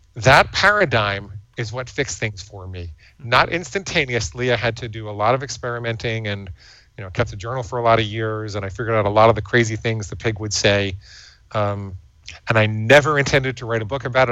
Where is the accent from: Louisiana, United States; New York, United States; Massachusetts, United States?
New York, United States; New York City; I grew up in and around New York City